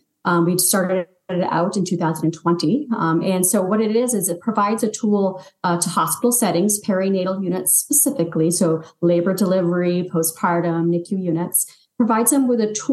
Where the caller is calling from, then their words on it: Scarborough, Maine, United States; I'm actually in Scarborough, Maine, where it's very cold with lots of snow.